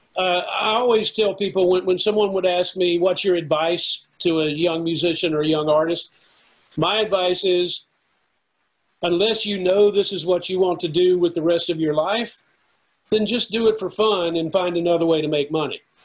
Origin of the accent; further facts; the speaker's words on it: United States; local musicians in my hometown